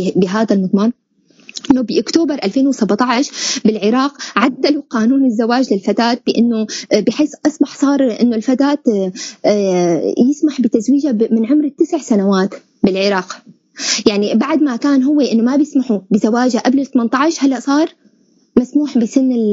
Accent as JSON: {"language": "Arabic", "country": "Syria", "said": "نحن كسوريين"}